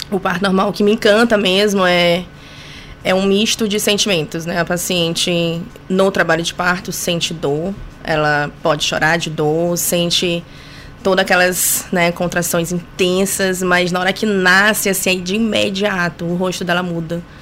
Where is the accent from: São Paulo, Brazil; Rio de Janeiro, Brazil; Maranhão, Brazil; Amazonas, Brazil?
Maranhão, Brazil; São Luís; Sou daqui de São Luís.